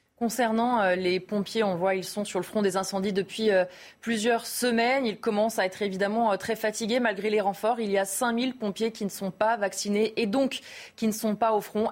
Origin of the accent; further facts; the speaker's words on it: France; Chez nous, en France